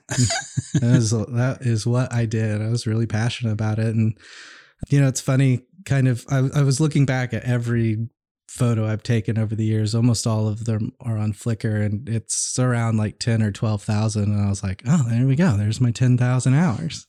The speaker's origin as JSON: {"language": "English", "town": "Oklahoma City", "region": "Oklahoma", "country": "United States", "tie": "born or raised there", "also_born_or_lived": "Dallas, Texas / Tulsa / Broken Arrow, Oklahoma / Stillwater, Oklahoma", "said": "we moved to Oklahoma City when I was about six months"}